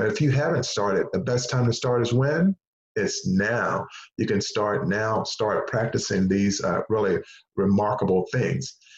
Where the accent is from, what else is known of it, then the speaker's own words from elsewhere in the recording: Henderson, North Carolina, United States; moved away; the school system where I grew up in Henderson, North Carolina